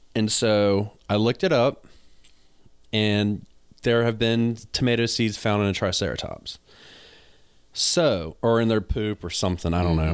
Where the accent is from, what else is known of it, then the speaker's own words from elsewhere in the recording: the South, United States; accent: country; I got a country accent, I'm from the South